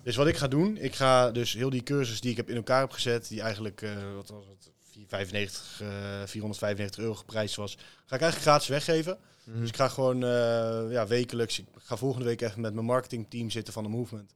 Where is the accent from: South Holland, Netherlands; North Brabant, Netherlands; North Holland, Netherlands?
North Brabant, Netherlands; Teteringen; ik kom uit Teteringen. Nou ja, beide is dat een, een leuke buurt om in op te groeien.